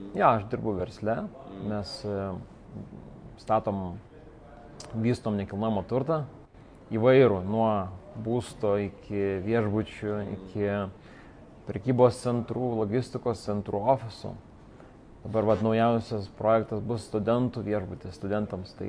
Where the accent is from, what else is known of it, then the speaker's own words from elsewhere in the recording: Vilnius, Vilnius County, Lithuania; moved away as an adult; also born or lived in England; aš esu lietuvis. Nuo pat pradžių čia gimęs ir užaugęs, Vilnietis. Ir um, dabar jau praktiškai daugiausia Vilniui ir praleidęs. Nors šiaip esu 8 metus gyvenęs užsienį, Anglijai